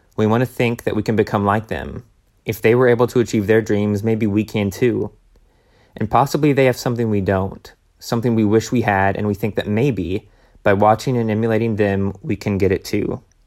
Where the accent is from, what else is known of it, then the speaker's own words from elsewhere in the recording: Tennessee, United States; we were growing up in Tennessee